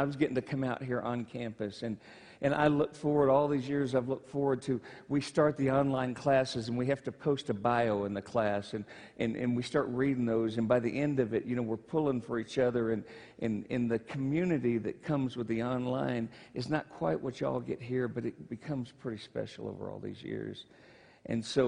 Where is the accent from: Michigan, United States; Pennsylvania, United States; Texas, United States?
Michigan, United States; moved away; I'm from Michigan